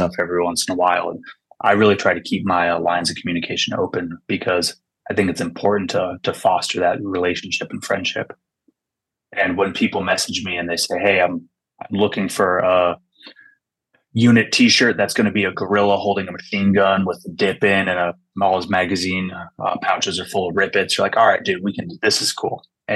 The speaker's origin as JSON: {"language": "English", "region": "California Bay Area", "country": "United States", "tie": "born or raised there", "also_born_or_lived": "Washington", "said": "I was born in Washington, but I grew up in California Bay Area."}